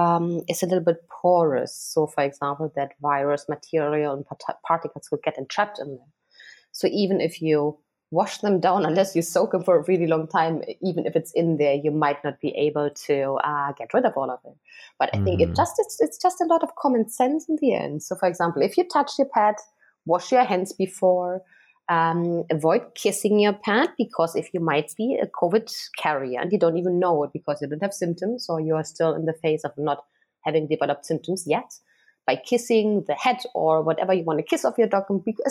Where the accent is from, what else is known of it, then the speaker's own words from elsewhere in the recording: Germany; now in Hong Kong; I'm kind of spoiled growing up in Germany.